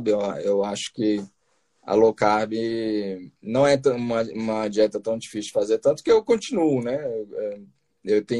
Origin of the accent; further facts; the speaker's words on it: Brasília, Federal District, Brazil; eu assim, pode-se dizer que, eu, que eu, eu sou de Brasília, né? Eu fiz a eu fiz faculdade em Bauru, né, de, de nutrição, em Bauru, São Paulo. É, mas aí logo depois eu voltei para Brasília, né?